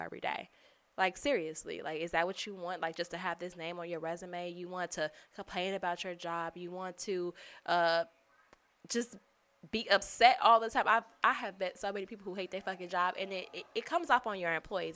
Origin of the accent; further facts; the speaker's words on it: Chicago, Illinois, United States; I'm from Chicago. I say jury